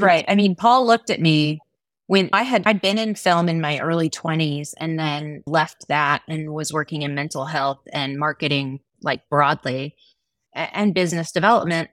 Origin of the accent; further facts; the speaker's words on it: Texas, United States; I come from Texas, which is very sporty kind of space